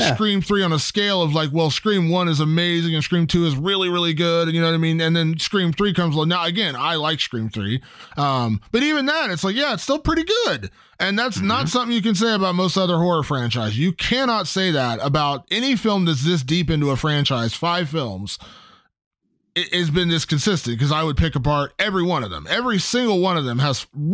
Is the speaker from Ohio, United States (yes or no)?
yes; Ohio, United States; my home state of Ohio